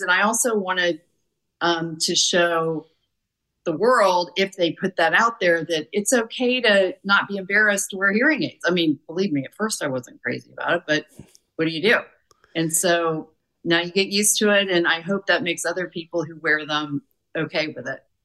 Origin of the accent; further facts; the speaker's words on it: Warsaw, Indiana, United States; our hometown in Warsaw, Indiana.